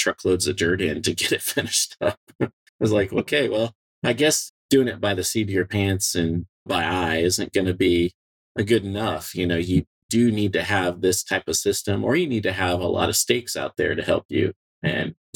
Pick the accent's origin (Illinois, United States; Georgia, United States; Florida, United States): Illinois, United States; Peoria; I grew up in Peoria, Illinois, around Caterpillar